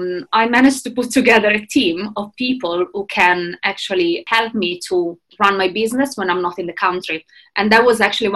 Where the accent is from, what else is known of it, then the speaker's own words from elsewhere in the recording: Italy; moved away as an adult; now in London, United Kingdom; I am originally from Italy, but I moved to London 7 years ago